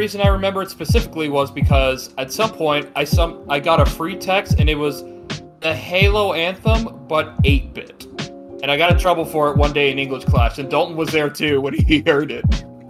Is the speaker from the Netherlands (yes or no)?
no; Canada; I'm Canadian. Go ahead.